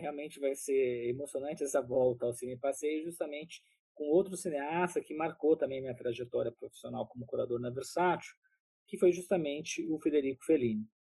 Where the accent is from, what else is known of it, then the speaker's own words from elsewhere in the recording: Taubaté, São Paulo, Brazil; now in São Paulo, Brazil; Eu sou do interior de São Paulo, de Taubaté